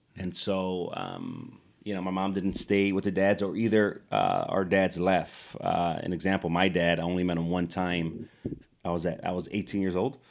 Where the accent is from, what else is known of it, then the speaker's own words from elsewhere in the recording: Chicago, Illinois, United States; growing up in Chicago, super poor